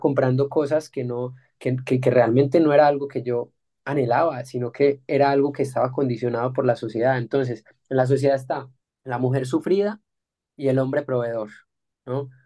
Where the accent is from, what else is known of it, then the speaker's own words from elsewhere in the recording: Colombia; tú y yo nacimos en Colombia